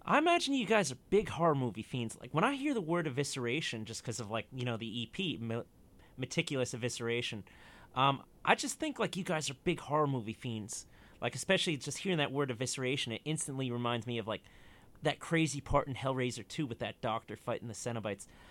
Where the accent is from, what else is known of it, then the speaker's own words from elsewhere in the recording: United States; I'm an American